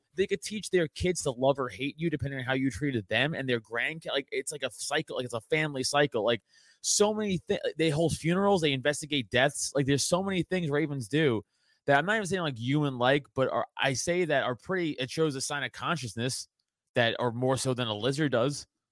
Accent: New York City, New York, United States; I come from Italian trash from Staten Island

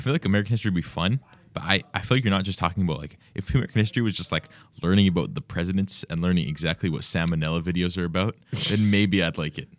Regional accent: Canada; I'm a Canadian

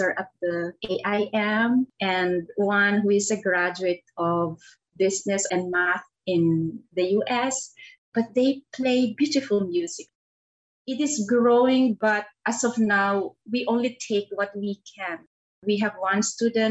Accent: Philippines; a Filipina soprano

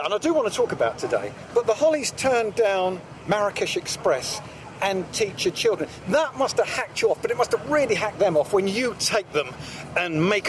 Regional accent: Salford, North West England, United Kingdom; I'm a kid from Salford.

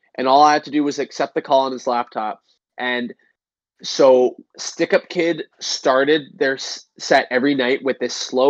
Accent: Canada; in Canada, our gas stations

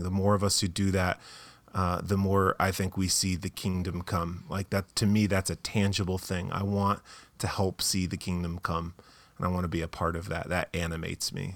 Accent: Tucson, Arizona, United States; moved away as an adult; also born or lived in Boston, Massachusetts; we're from Tucson, Arizona. We lived for a while in Boston, Massachusetts

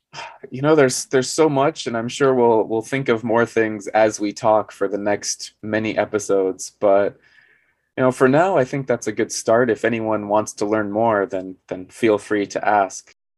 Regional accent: southern Arizona, United States; moved away as an adult; now in South Korea; I'm American as well, but I'm from Arizona, which is down in the Southwest.

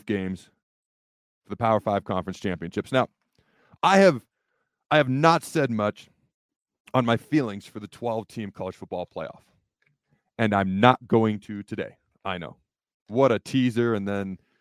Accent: Washington, United States; also born or lived in Hastings, Nebraska; When I was three, my dad found a job up in the state of Washington

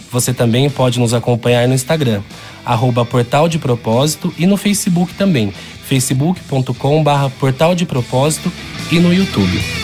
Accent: Valinhos, São Paulo, Brazil; Sou nascido em Valinhos

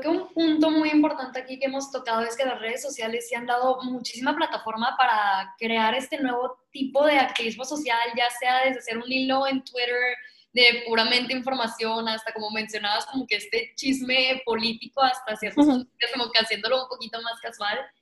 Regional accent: Mexico; a mí como mexicana

